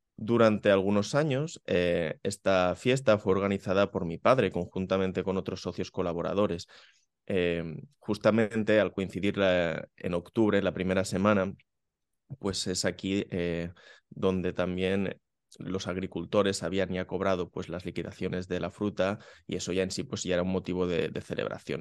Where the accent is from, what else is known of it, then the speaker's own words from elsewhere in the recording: Benissanet, Catalonia, Spain; aquí en, en mi pueblo, en Benisanet